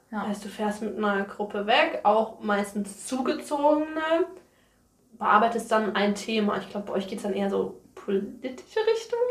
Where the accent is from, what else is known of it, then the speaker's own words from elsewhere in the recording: near Mainz, Rhineland-Palatinate, Germany; moved away as an adult; now in Niebüll, Germany; Ich komme aus der Nähe von Mainz, das ist in Rheinland-Pfalz